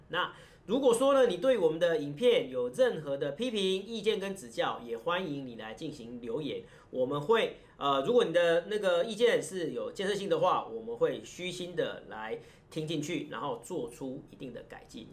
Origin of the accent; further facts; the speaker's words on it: Taiwan; 我们台湾这边的